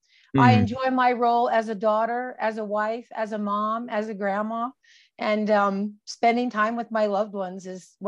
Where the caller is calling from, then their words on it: Pueblo, Colorado, United States; From Pueblo, Colorado.